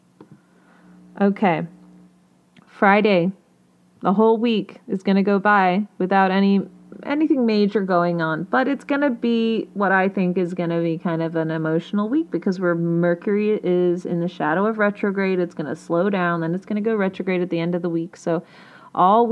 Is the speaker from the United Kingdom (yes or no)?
yes; United Kingdom; I'm British